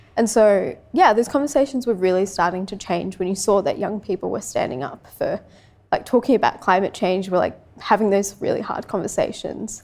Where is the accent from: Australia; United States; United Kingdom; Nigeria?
Australia; Sydney, New South Wales; also born or lived in Francistown, Botswana; growing up in Western Sydney